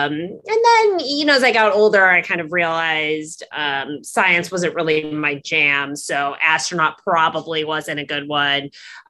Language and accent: English; Midwest, United States; I grew up in the Midwest. Mm-hmm. I'm the first person in my family to go to college.